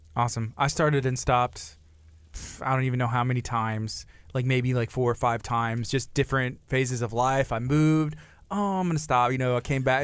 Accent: La Marque, Texas, United States; I grew up, I grew up in Lamarck, you know, myself, and my parents still live here

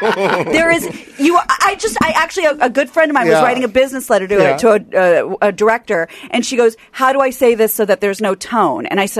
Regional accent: Kansas, United States; We're from Kansas.

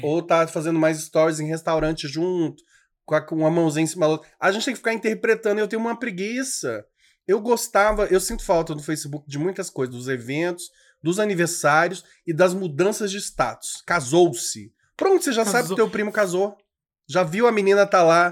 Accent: Tocantins, Brazil; also born or lived in Federal District, Brazil; eu sou tocantinense, assim, de alma, de criação, mas eu nasci mesmo, fui parido mesmo no Distrito Federal.

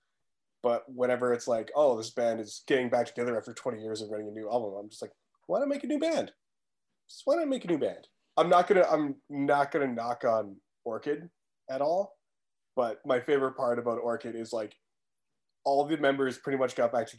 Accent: East Coast, Atlantic Canada, Canada; moved away; I'm from the East Coast growing up, my parents listened to a lot of, I guess like Atlantic folk music.

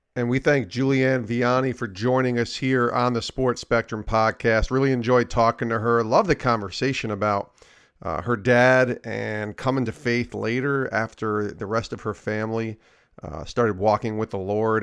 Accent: Albany, New York, United States; I grew up in Albany

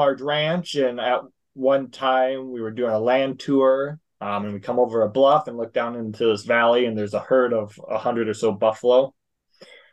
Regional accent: South Dakota, United States; I grew up in South Dakota

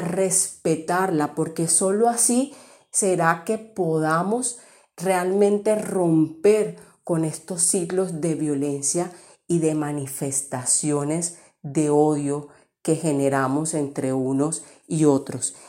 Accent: La Guajira, Colombia; moved away; cuando salí de la Guajira. Cuando salí de la Guajira fue que pude valorar más este territorio

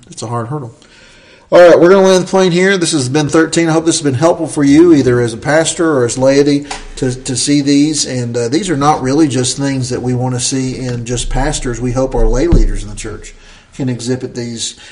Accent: Southern Appalachia, United States; I love being a Southerner. I love being from the South. We're from Southern Appalachia

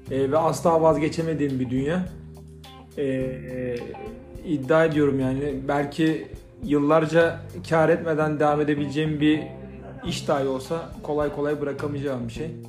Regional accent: Manisa, Turkey; Manisalıyım. E, ee, 13 yaşından beri tezgahtayım.

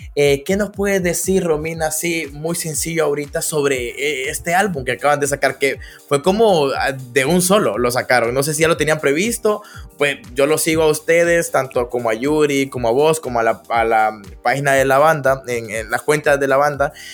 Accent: Danlí, El Paraíso, Honduras; Yo soy de Dan Lee. Estoy en Dan Lee.

